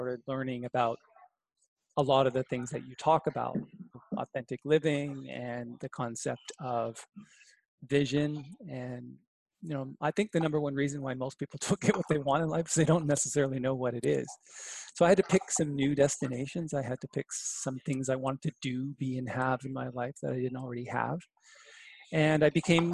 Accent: Brantford, Ontario, Canada; I grew up in Brantford, Ontario with Wayne Gretzky.

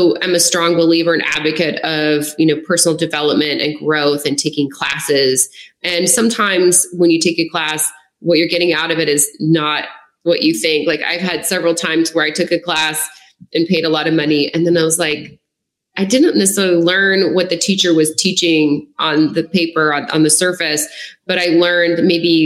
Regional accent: Lafayette, United States; moved away as an adult; also born or lived in Denver; now in Los Angeles, United States; my hometown of Lafayette, where I was living at the town at the time

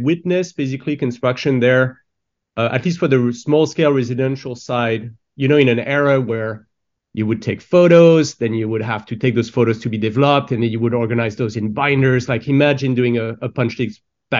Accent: France; moved away; I grew up in France

